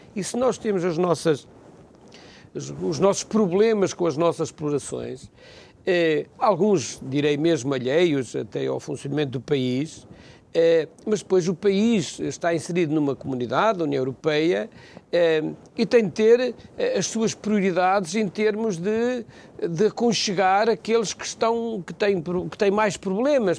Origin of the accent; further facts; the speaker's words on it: Macedo de Cavaleiros, Bragança District, Portugal; eu sou de Macedo Cavaleiros, sou daquela região